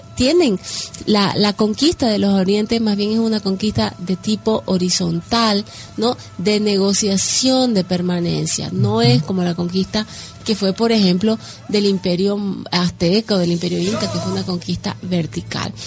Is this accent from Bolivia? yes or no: yes; Bolivia; unos somos ah, bolivianos